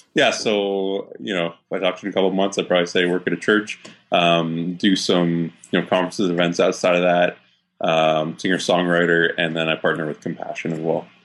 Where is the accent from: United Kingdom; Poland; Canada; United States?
Canada; Waterloo, Ontario; also born or lived in Saskatchewan / Edmonton; now in Toronto, Canada; I grew up actually in Waterloo, Ontario